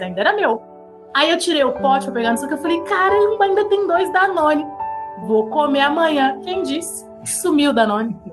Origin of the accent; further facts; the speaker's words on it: São Paulo, Brazil; moved away as an adult; a gente tá passando como paulistas